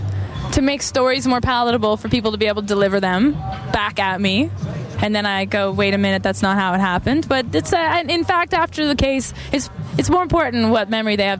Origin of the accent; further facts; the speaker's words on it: Calgary, Alberta, Canada; I'm from Calgary